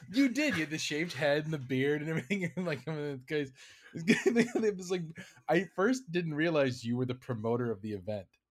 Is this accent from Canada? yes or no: yes; Canada; I'm a Canadian